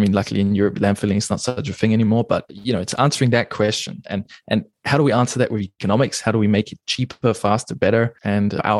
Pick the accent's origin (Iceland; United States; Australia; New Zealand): New Zealand; moved away as an adult; also born or lived in England; now in Germany; I was born in England. I grew up in New Zealand, and I've been living in Germany for the last almost coming up on 10 years now